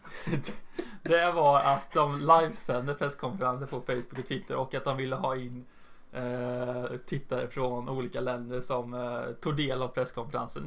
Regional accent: Jönköping, Jönköping County, Sweden; min hemstad

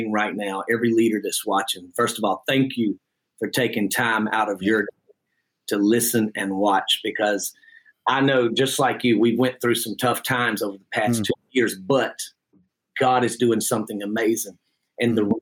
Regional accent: Jackson, Georgia, United States; I am actually from Jackson, Georgia, and the church that I pastor is right here on the county line of Jackson, Georgia as well. And I was born and raised in this area

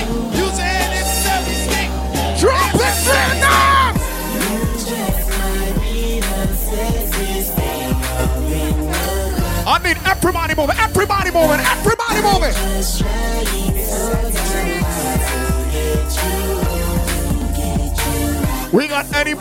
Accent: Jamaica; I'm Jamaican

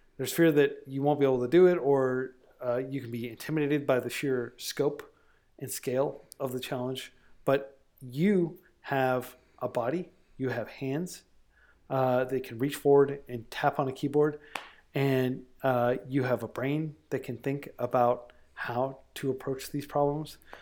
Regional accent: United States; being an American in twenty twenty

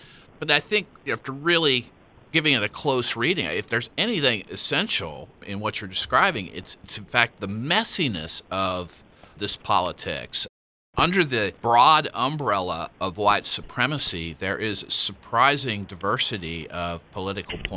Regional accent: Ohio, United States; as a 56-year-old, I'm from Ohio

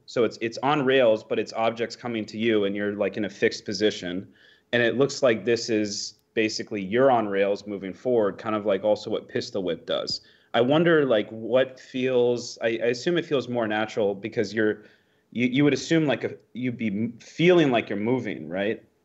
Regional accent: United States; as an American

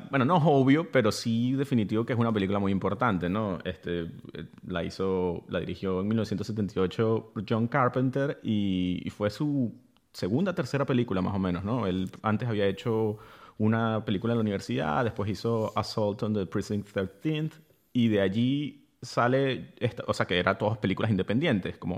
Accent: Venezuela; also born or lived in Madrid / Berlin; obvio que soy venezolano, pero me refiero, yo viví en Madrid, después viví en Berlín

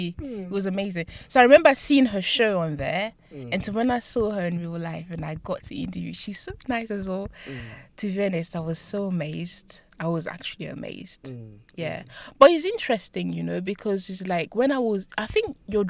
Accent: France; born there; And yeah, I was born in France.

